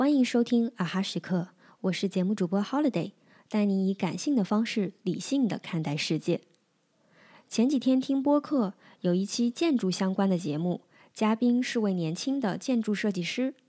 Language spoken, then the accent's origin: Chinese; Northeast China, China; now in Guangzhou, China; 我现在通常会用在广州生活的东北人。东北是我的老家，我的过去，但广州是我的现在。